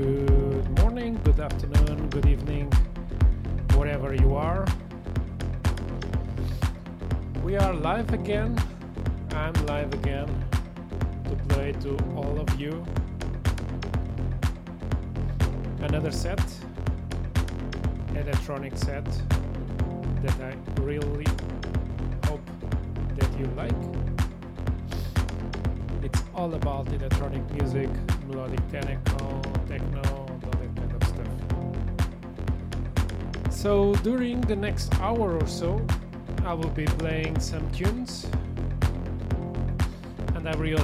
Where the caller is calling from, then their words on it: Lisbon, Portugal; As normally … I'm playing from Lisbon, Portugal.